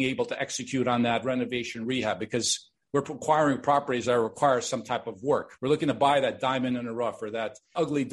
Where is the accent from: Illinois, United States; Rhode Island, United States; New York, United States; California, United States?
Illinois, United States; Chicago; born or raised there; also born or lived in Miami Beach, Florida; now in Toronto, Canada